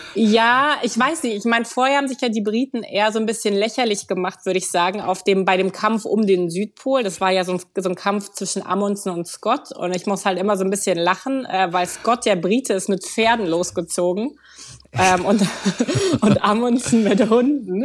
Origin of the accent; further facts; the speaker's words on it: Berlin, Germany; moved away as an adult; ich bin gebürtig aus Berlin